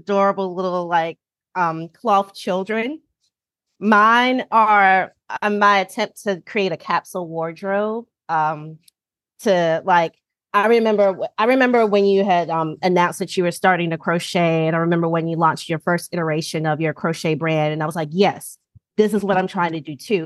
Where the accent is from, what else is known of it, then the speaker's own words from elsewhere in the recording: North Carolina, United States; moved away as an adult; also born or lived in Kansas City / Baltimore; now in Washington, DC, United States; I'm originally from North Carolina, which is probably what y'all can hear and tell. So yes, I'm originally from North Carolina